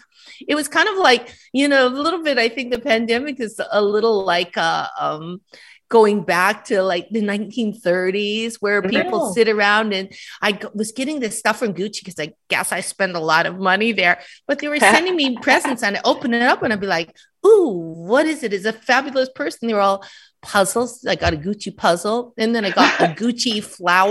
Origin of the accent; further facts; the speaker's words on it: Canada; moved away; I'm Canadian